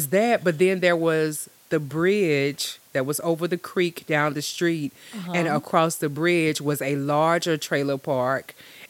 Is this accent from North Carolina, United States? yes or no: yes; Bunn, North Carolina, United States; born or raised there